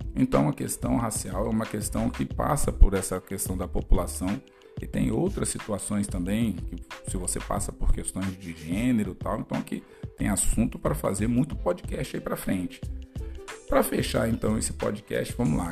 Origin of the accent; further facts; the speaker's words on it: Brazil; muitos brancos aqui no Brasil